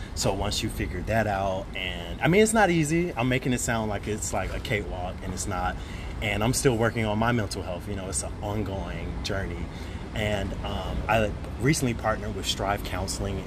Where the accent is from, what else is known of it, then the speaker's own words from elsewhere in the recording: Birmingham, Alabama, United States; now in New York City, United States; I am originally from Birmingham, Alabama, been in New York for about ten years